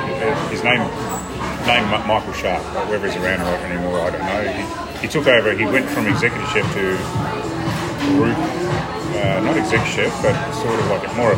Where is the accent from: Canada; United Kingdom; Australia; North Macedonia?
Australia; Port Lincoln, South Australia; born there; I was born in Port Lincoln, South Australia.